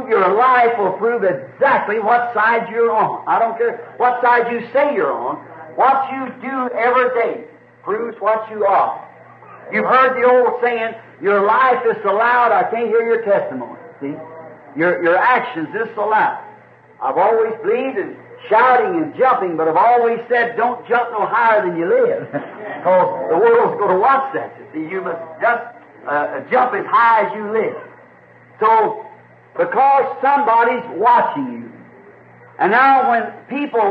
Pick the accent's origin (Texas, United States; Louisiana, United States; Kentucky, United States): Kentucky, United States; I was born up here in Kentucky, where it's very primitive, especially back when I was a kid.